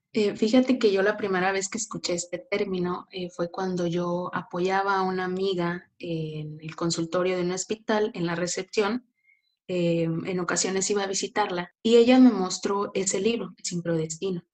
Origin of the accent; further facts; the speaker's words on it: Tampico, Tamaulipas, Mexico; yo soy de Tampico, Tamaulipas